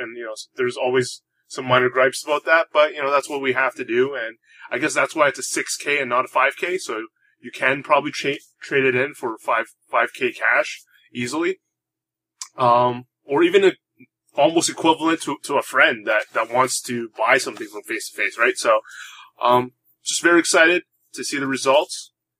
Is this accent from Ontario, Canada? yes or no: no; Montreal, Quebec, Canada; there's actually a 6K happening in Montreal, in my hometown.